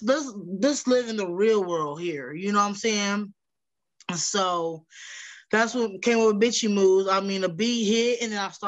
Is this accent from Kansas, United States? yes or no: yes; Wichita, Kansas, United States; I'm from Wichita, Kansas